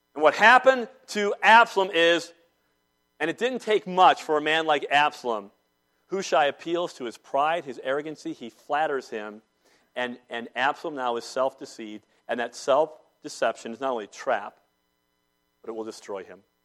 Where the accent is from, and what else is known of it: Salisbury, North Carolina, United States; born or raised there